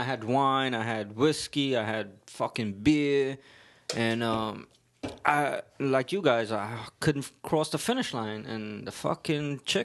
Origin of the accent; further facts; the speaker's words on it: New York City, New York, United States; accent: Brooklyn; I got a Brooklyn accent